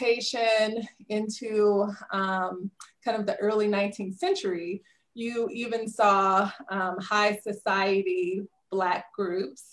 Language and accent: English; Southern Louisiana, United States; So I grew up in Southern Louisiana